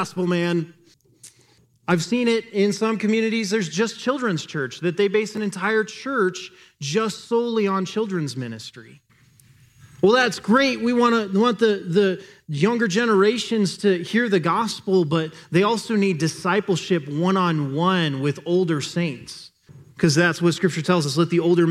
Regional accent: United States; we as an American culture

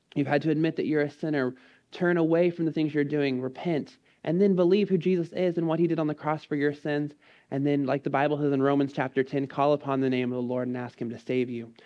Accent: College Station, Texas, United States; I grew up in College Station.

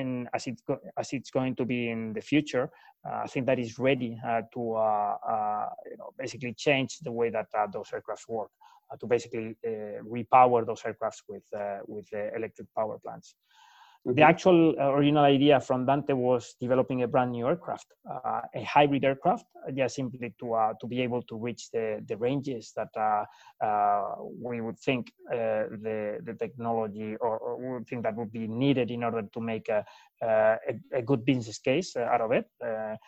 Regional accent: Madrid, Community of Madrid, Spain; moved away as an adult; I'm from Spain, born and raised in Madrid, where I studied aerospace engineering

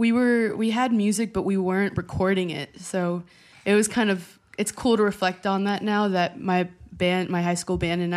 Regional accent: Chicago, Illinois, United States; I grew up in Chicago, born and raised

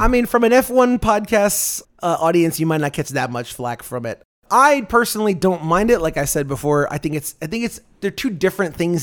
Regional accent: United States; We were both born and raised here in the United States.

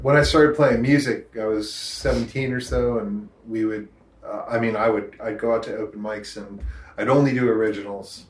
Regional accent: Rochester, New Hampshire, United States; also born or lived in Portsmouth, New Hampshire; growing up in Rochester, you know, around a bunch of … listening to rednecks

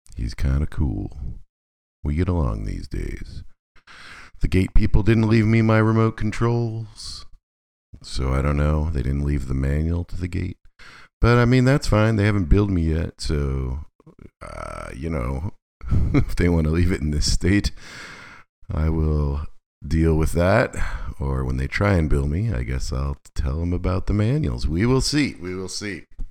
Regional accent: Alaska, United States; moved away; also born or lived in Boston; I'm from Alaska

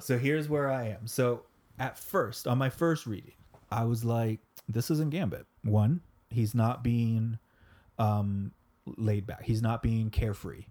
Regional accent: Florida, United States; we're from Florida

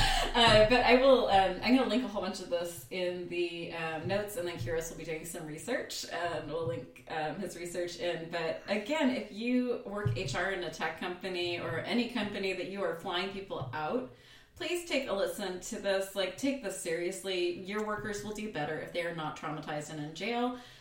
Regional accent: United States

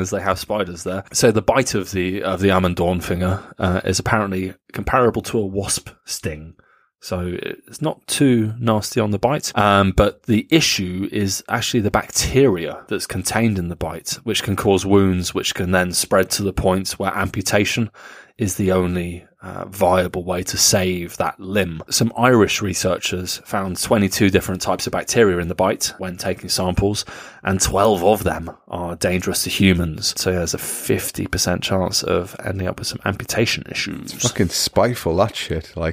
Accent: Rinteln, Lower Saxony, Germany; born there; Uh, I was born in Rinteln in Niedersachsen.

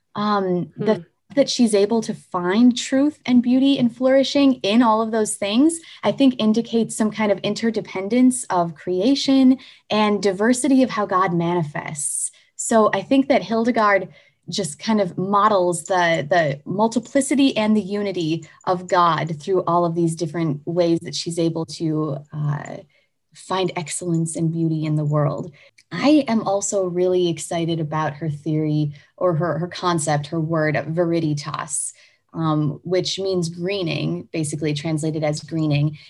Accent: United States; I'm an American, so I use

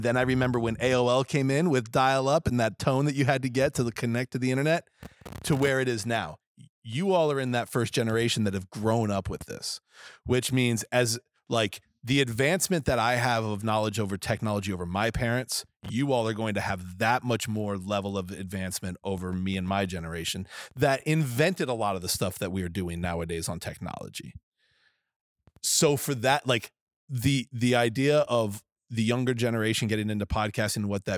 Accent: New England, United States; I am from New England, and we use a certain word with the letter F

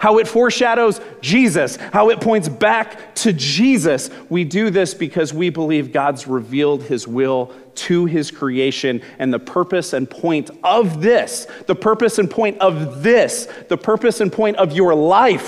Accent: Glendale, California, United States; I grew up in Southern California, in Glendale, California

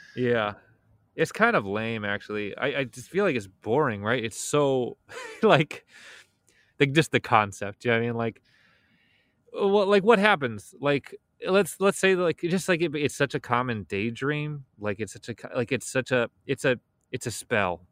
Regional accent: Chicago, Illinois, United States; I'm from Chicago

